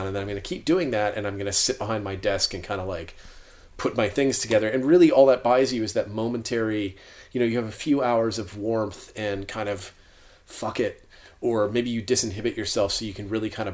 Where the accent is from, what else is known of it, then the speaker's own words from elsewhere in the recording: Florida, United States; as a Florida resident